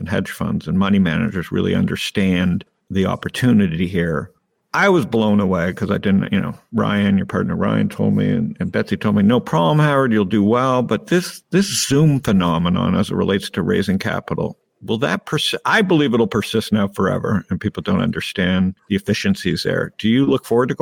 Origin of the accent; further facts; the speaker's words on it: Toronto, Ontario, Canada; I grew up in Toronto